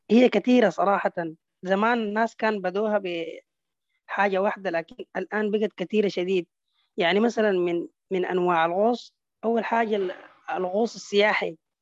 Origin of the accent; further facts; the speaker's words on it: Sudan; عندنا في السودان في البحر الاحمر